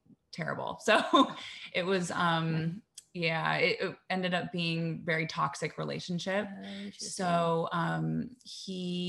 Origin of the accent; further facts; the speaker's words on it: Columbus, Ohio, United States; moved away as an adult; also born or lived in New York; I'm from Columbus, Ohio, but moved to New York right after college.